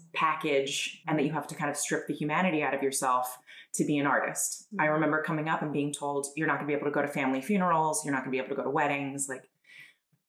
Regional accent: Long Island, New York, United States; moved away as an adult; also born or lived in Italy; now in Wilmington, United States; I'm originally from Long Island, New York. I now live in Wilmington, Delaware

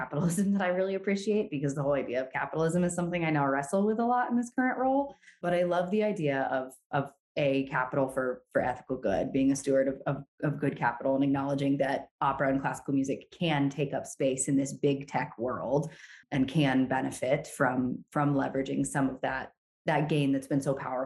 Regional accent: Brevard, North Carolina, United States; I also grew up in Brevard, North Carolina, where the music festival is

